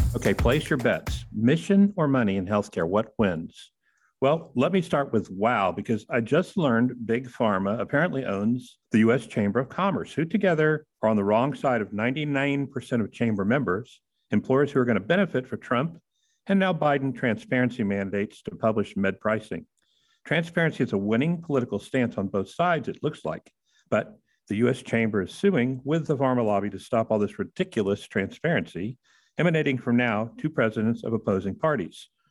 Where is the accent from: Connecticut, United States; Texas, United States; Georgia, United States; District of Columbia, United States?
Texas, United States; Houston; I'm from Houston, Medical City USA